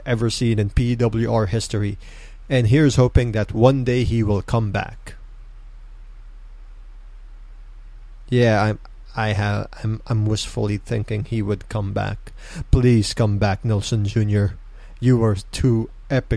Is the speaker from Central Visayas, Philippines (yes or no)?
no; Mandaluyong, Metro Manila, Philippines; I'm from Mandaluyong. Mandaluyong represent